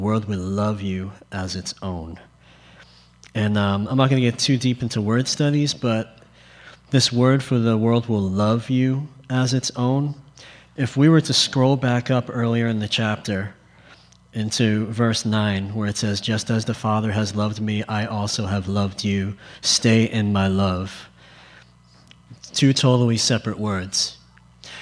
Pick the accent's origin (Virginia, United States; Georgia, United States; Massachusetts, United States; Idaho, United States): Massachusetts, United States; Boston; if I get an accent, I'm from Boston